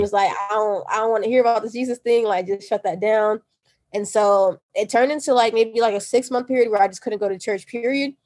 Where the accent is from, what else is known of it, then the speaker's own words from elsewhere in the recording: Nigeria; I'm Nigerian